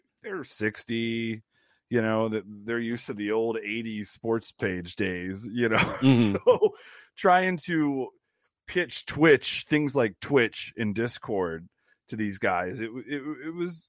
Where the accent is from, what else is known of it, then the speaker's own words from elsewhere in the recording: Cleveland, Ohio, United States; now in Las Vegas, United States; I'm from Cleveland originally. I live in Vegas now, but I grew up a huge Cleveland Browns fan